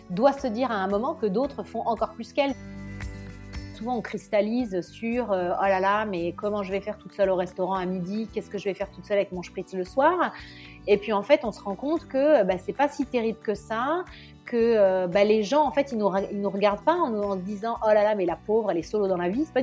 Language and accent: French; Nice, Provence-Alpes-Côte d'Azur, France; also born or lived in Normandy / Paris; now in Italy; À la base, moi, j'ai grandi dans le. Je suis normande, mais j'ai grandi dans le sud de la France, à Nice. Ouais. J'ai fini mes études à Paris, j'ai commencé à travailler à Paris, et puis je suis arrivée après.